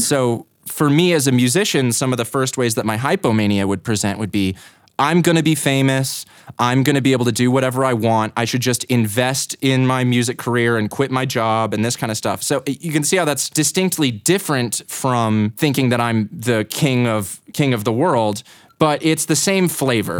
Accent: Boulder, Colorado, United States; also born or lived in Greeley, Colorado / Longmont, Colorado / Louisville, Colorado / Lafayette, Colorado; I was born in Greeley, in nineteen ninety-four, I spent most of my time growing up in Boulder, Colorado

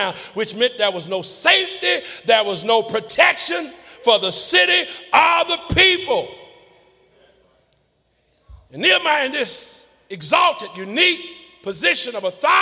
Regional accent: Texas, United States; my home state of Texas

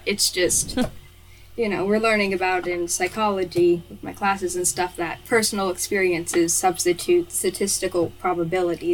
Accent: Kentucky, United States; I'm from Kentucky, which is in the United States of America.

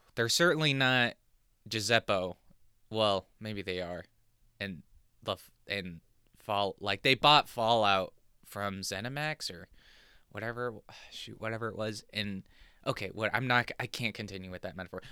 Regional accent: Southern California, United States; now in New Jersey, United States; I was born in Southern California

